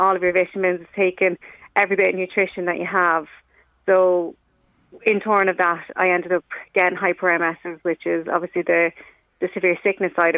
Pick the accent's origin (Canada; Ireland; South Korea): Ireland; I'm from Dunor